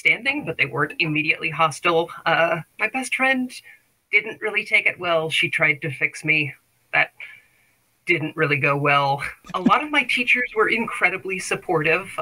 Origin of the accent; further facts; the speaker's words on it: the South, United States; I was raised in the South by a conservative family